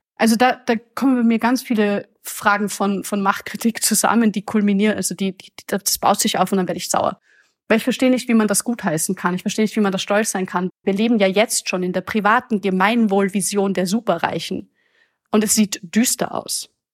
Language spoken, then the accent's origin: German; Austria; Ich komme aus Österreich